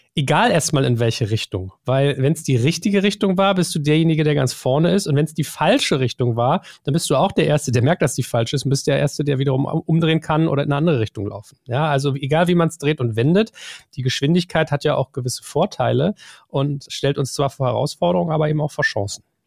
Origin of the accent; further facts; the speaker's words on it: Germany; wir sind das Volk der Dichter und Denker